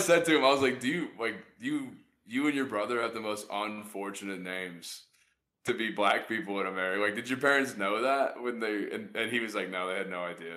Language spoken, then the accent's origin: English; Jacksonville, Florida, United States; I grew up in Jacksonville